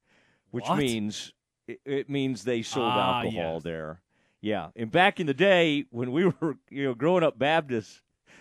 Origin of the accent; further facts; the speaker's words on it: Kaufman, Texas, United States; there were still places growing up in Kaufman